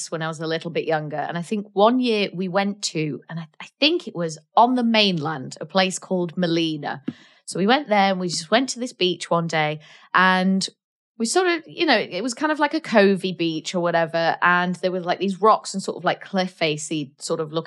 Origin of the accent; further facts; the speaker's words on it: North Wales, United Kingdom; I am from North Wales, which is the most beautiful place in the world.